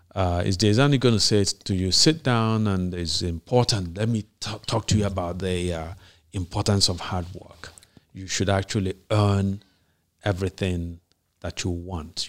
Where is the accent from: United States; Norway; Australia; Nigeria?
Nigeria; you and I grew up in Nige-, in a Nigeria where there were still standards